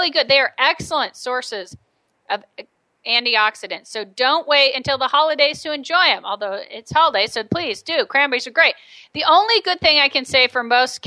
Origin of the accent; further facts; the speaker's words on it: United States; I'm American